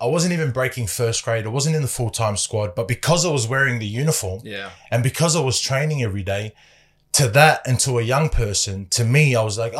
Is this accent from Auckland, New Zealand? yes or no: yes; Otara, Auckland, New Zealand; born there; I was born in New Zealand. I was born in Otara, in a place in South Auckland.